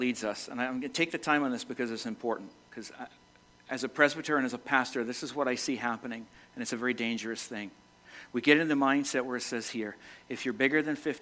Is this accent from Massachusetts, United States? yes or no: yes; Massachusetts, United States; moved away as an adult; now in Vermont, United States; Born and raised in Massachusetts, spent the last 32 years of my life in Vermont